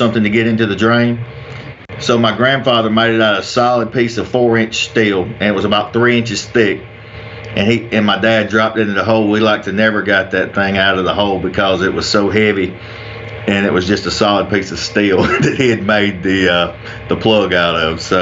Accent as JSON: {"language": "English", "area": "Anderson or Pendleton", "region": "South Carolina", "country": "United States", "tie": "born or raised there", "said": "I'm from Anderson or Pendleton, South Carolina. I grew up here just outside of Clemson, South Carolina"}